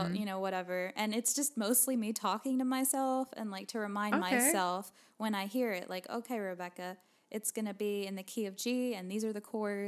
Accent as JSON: {"language": "English", "region": "New Jersey", "country": "United States", "lives_now": "Nashville, United States", "said": "I moved to Nashville from New Jersey 2 years ago."}